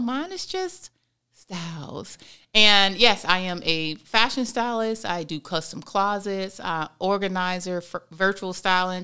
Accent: Florida, United States; born and raised in Florida as well

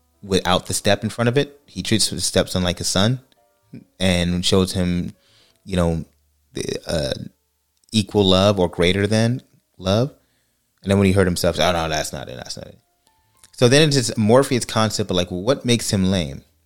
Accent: California, United States; moved away; I'm from California

